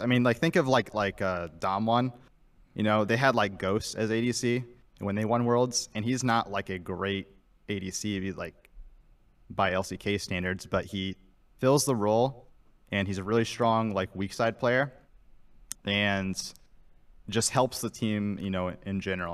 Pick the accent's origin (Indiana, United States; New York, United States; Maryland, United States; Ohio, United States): Indiana, United States; Fort Wayne; Fort Wayne, Indiana